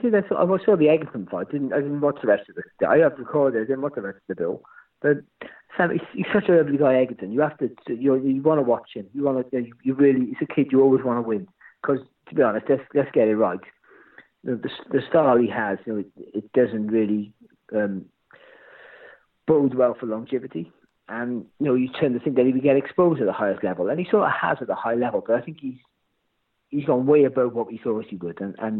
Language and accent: English; Wales, United Kingdom; Just because I'm from Wales doesn't mean I don't wear clothes.